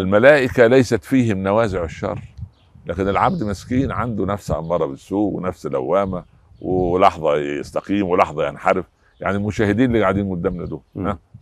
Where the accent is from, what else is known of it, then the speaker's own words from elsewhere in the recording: Egypt; عندنا في مصر